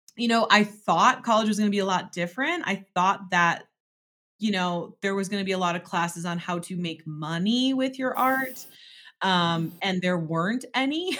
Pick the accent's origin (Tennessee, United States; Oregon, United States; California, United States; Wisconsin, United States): Wisconsin, United States; Door County; also born or lived in Eau Claire, Wisconsin; I'm from Door County